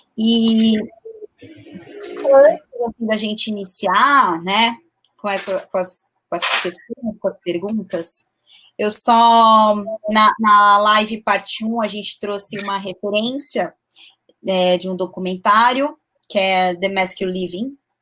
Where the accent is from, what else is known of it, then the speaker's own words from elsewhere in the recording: São Paulo, Brazil; Eu sou de São Paulo